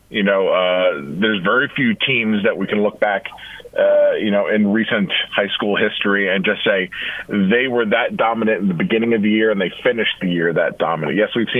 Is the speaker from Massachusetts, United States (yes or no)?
no; Delaware, United States; moved away; I grew up in Delaware.